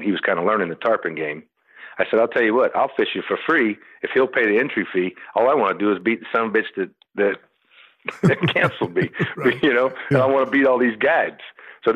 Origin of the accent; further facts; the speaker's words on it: Homestead, Florida, United States; in those days, I was from Homestead. I wasn't from the Keys